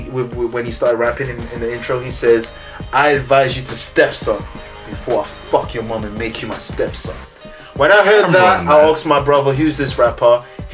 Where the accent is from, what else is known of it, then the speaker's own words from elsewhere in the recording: Liège, Wallonia, Belgium; moved away; I was born in Liège, man.